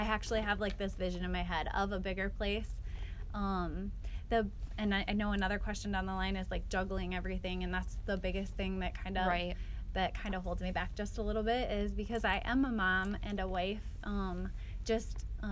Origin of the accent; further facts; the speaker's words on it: Alpena, South Dakota, United States; also born or lived in Wolsey, South Dakota; I'm actually originally from Alpena